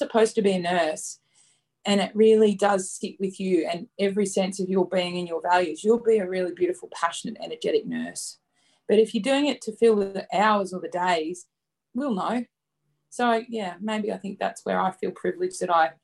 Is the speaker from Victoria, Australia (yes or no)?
no; Dirranbandi, Queensland, Australia; I grew up at Dirranbandi